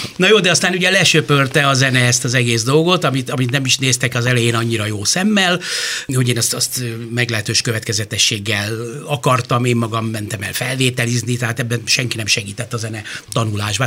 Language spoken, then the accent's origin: Hungarian; Budapest, Hungary; én a, a város szívében nőttem föl az Asztóriánál